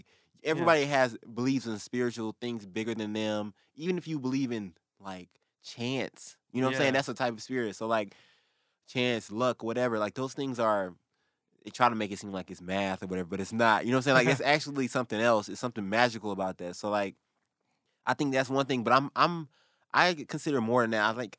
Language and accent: English; the South, United States; But I also feel like some weird comfort, like cultural comfort, because we're from the South, right?